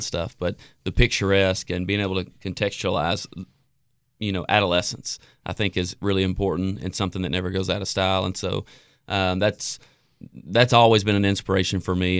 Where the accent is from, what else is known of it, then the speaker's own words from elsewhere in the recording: Jackson, Tennessee, United States; my life growing up in Jackson, Tennessee.